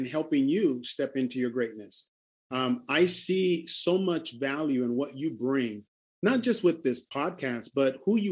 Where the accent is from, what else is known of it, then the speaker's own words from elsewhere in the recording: Honduras; moved away; an orphanage that I've been helping support back in my home country